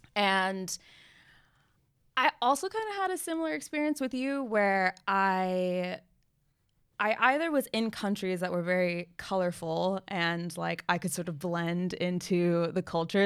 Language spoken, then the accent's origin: English; United States; being American